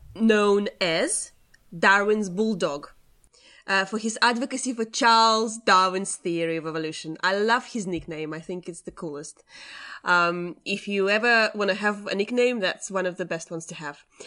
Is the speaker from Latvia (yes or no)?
yes; Latvia; my upbringing and the fact that I'm from Latvia. And it's, um, yeah, you know, you don't get exposed to a lot of um, stuff like that when you're grow- growing up in Latvia